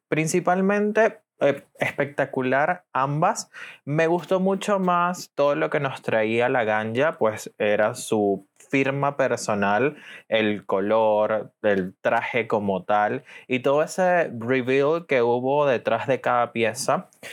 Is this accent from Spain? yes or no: no; Venezuela; soy de Venezuela